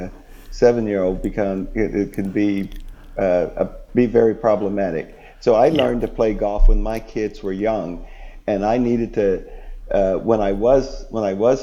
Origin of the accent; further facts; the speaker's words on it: United States; In the UK, I've walked on to private courses and played as an American.